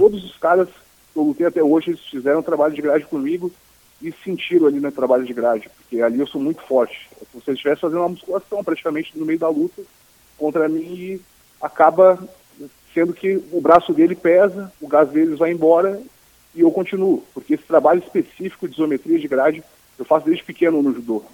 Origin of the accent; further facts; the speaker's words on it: Florianópolis, Santa Catarina, Brazil; accent: Manezinho; also born or lived in Porto Alegre; Meu lugar de origem é Florianópolis, obviamente, é minha terra natal